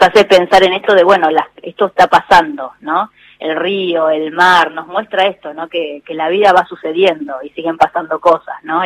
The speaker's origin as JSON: {"language": "Spanish", "country": "Argentina", "said": "nosotros como argentinos"}